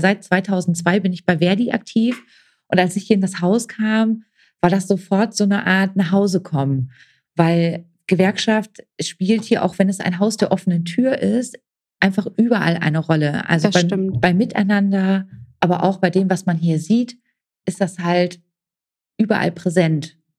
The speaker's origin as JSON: {"language": "German", "town": "Oldenburg", "region": "Lower Saxony", "country": "Germany", "tie": "born or raised there", "moved": "as an adult", "lives_now": "Gelsenkirchen, Germany", "said": "komme gebürtig aus Oldenburg, äh, wohne jetzt seit 2011 in Gelsenkirchen"}